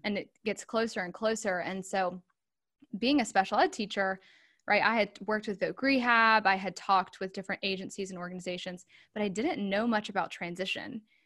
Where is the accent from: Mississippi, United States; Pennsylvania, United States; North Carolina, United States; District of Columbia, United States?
North Carolina, United States; Charlotte; moved away as an adult; now in Raleigh, United States; I'm a North Carolina native. I am from the Charlotte area. I live in Raleigh now.